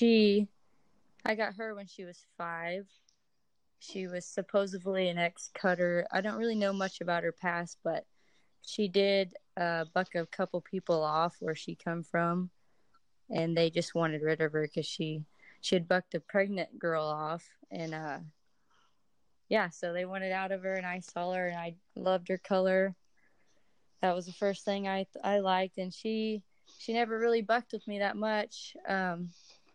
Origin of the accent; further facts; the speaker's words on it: Brazoria, Texas, United States; I am from Brazoria, Texas. It's about an hour south of Houston, kind of on the coast